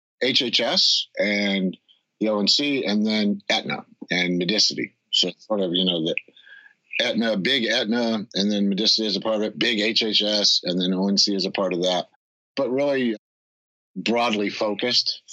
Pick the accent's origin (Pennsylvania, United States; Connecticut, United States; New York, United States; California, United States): Connecticut, United States; now in West Coast, United States; where I grew up in Connecticut